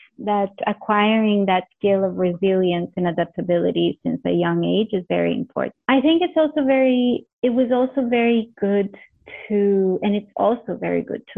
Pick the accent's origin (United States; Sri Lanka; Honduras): Honduras; also born or lived in Canada; now in Mozambique; I come originally from Honduras